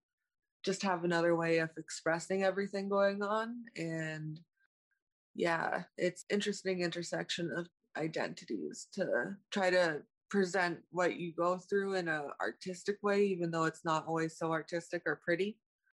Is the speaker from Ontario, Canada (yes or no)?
yes; Toronto, Ontario, Canada; I grew up in Toronto, born here